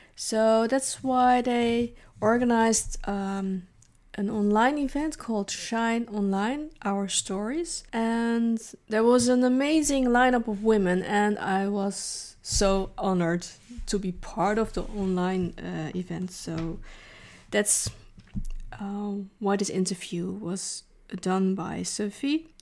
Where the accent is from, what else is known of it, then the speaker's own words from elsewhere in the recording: Netherlands; also born or lived in Leiden / The Hague / Rotterdam; I've lived here in the Netherlands since I was eight. So basically, the Netherlands is my home country